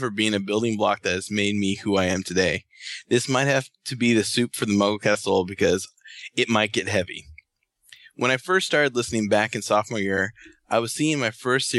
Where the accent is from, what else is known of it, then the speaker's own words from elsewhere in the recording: Aurora, Colorado, United States; High school, growing up, and events that happened last year in my hometown of Aurora, Colorado.